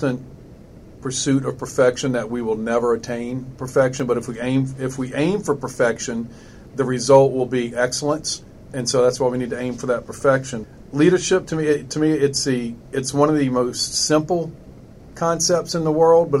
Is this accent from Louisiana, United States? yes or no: yes; South Louisiana, United States; I'm born and raised in South Louisiana